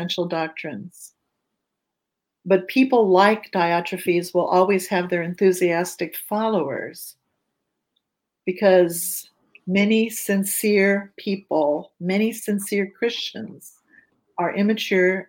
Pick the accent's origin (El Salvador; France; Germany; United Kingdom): Germany; now in United States; I was born in Germany. I lived in a little town. I'm a refugee, an immigrant to the United States.